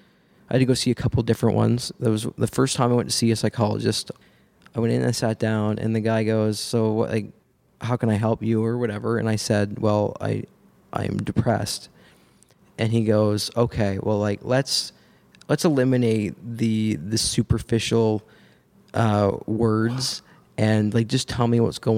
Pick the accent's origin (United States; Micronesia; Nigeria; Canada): Canada; Nova Scotia; moved away as an adult; now in Hamilton, Canada; I'm from Nova Scotia originally